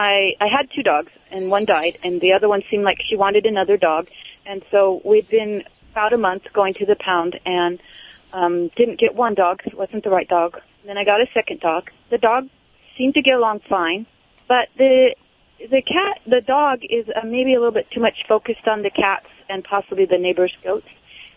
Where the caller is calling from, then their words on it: San Luis Obispo, California, United States; San Luis Obispo, California.